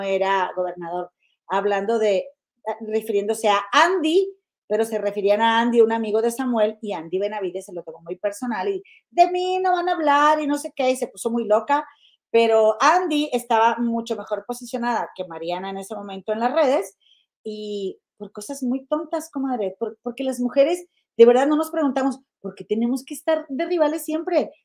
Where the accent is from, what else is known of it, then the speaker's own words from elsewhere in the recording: Monterrey, Nuevo León, Mexico; somos mi comadre Gema y yo de Monterrey